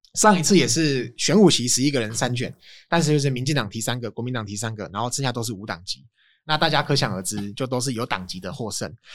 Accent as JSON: {"language": "Chinese", "region": "Changhua County", "country": "Taiwan", "said": "我是彰化人，我其实我们也都住乡，就是都是，都是乡下小孩啦"}